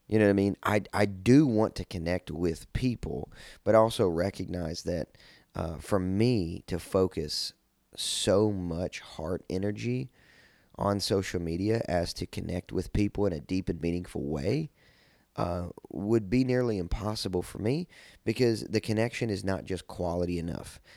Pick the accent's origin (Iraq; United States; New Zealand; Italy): United States; Kentucky; I'm from Kentucky, so we would always sled